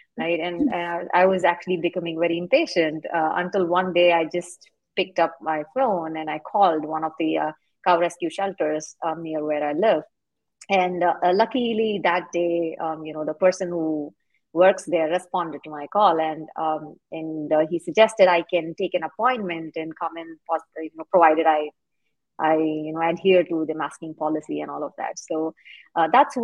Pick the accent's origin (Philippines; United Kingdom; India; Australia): India; moved away as an adult; now in United States; I'm actually originally from India, and I moved to the U.S. to pursue higher education.